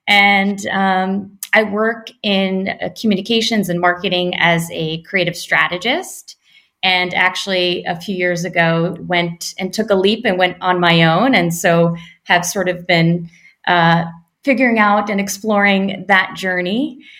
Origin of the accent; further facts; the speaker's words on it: New York, United States; moved away as an adult; now in Paris, France; So up until recently, I was born and raised living in New York, in Brooklyn, actually, the last 8 years. And as we mentioned, we definitely go way back. My family is first generation in the U.S. from Eastern Europe.